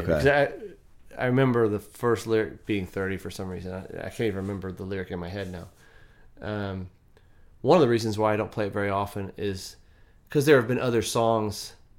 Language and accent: English; Texas, United States; growing up in Texas, I grew up hunting, and we lived on a farm and had some cows.